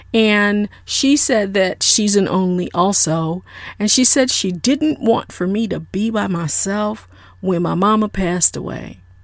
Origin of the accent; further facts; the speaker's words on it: South Florida, United States; I am a good old Southern girl. I'm from South Florida.